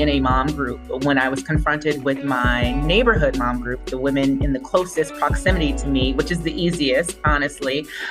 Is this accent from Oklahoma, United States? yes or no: no; Los Angeles, California, United States; moved away; I'm from Los Angeles originally